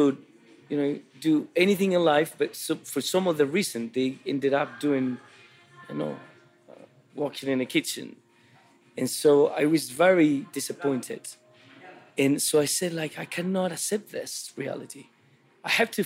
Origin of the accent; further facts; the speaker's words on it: Santiago, Santiago Metropolitan Region, Chile; When I was a kid, I grew up in Santiago in the capital